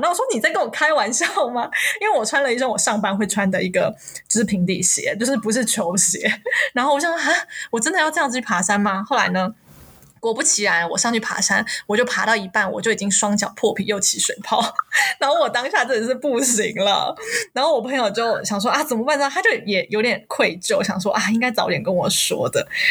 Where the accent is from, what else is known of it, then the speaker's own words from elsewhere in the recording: Taiwan; 因为我们台湾人没有这个习惯嘛